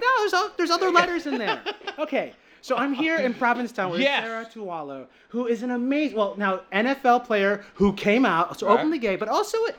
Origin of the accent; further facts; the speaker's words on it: Philippines; I'm Filipino